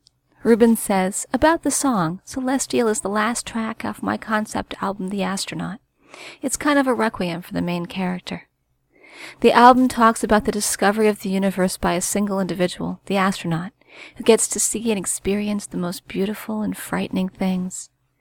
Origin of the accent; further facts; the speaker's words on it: Barcelona, Catalonia, Spain; About me, I am from Barcelona, Spain, and am a self-taught composer.